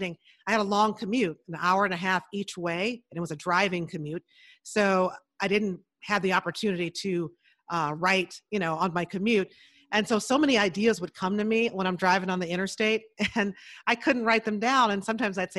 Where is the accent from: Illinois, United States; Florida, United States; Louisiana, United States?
Illinois, United States; Chicago; I grew up in Chicago. So in the big city on the South Side